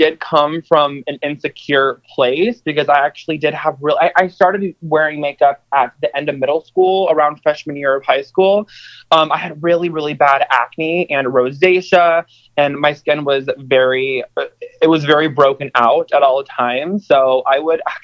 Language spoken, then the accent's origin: English; Kansas City, Missouri, United States; moved away as an adult; now in Los Angeles, United States; I live in Los Angeles now, but I'm originally from Kansas City, Missouri, actually a suburb of Kansas